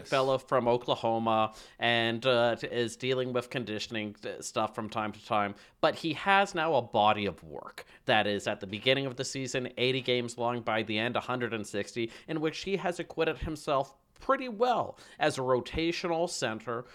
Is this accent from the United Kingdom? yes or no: no; Canada; as a Canadian